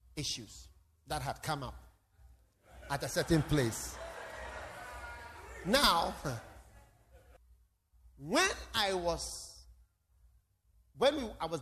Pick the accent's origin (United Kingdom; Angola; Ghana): Ghana; When I was born, within 3 months, my father brought me to Ghana.